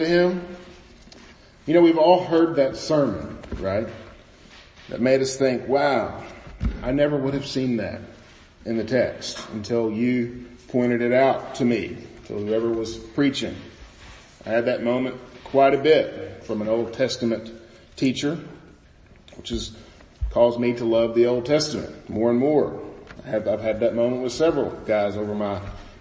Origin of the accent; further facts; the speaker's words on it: Bootheel of Missouri, United States; moved away as an adult; I grew up in the Boot Hill of Missouri.